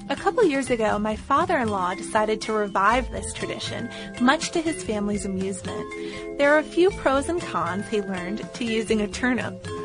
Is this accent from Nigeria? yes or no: no; England, United Kingdom; Growing up in England in the 1970s, pumpkins were exotic and expensive items, so most children hollowed out turnips.